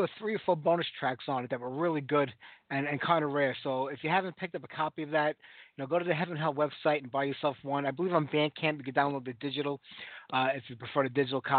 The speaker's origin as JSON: {"language": "English", "town": "New York City", "region": "New York", "country": "United States", "tie": "born or raised there", "said": "We had such an amazing metal scene here in New York, especially, you know, where I grew up in Brooklyn"}